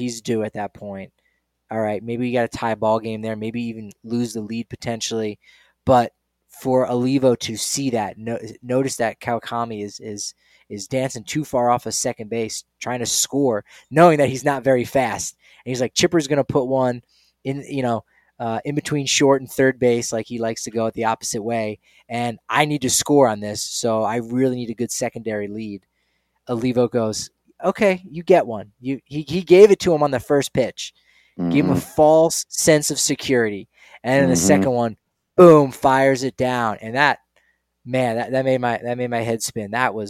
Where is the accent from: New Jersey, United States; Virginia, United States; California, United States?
New Jersey, United States; Hey, I'm from Jersey. I know a good pizza is, and Bojo's is good pizza. Come on, it's stamp of approval from a guy from Jersey.